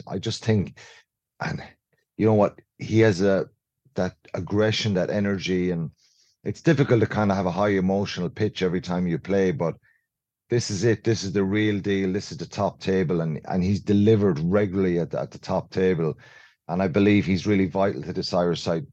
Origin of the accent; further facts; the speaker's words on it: Ireland; as Irish people